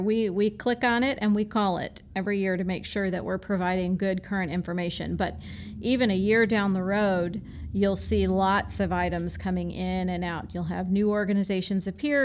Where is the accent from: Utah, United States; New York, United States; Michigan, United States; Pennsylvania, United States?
Michigan, United States; now in Florida, United States; I was born in Michigan